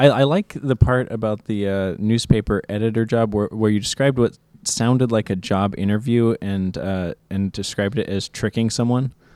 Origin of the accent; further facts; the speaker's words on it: Juneau, Alaska, United States; Uh, I grew up in Juneau. I was, uh, born here in Juneau